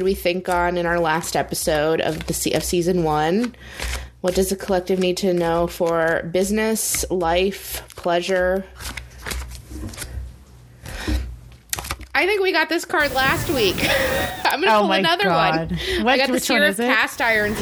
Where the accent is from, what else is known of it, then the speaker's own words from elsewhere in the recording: Arizona, United States; I grew up in Arizona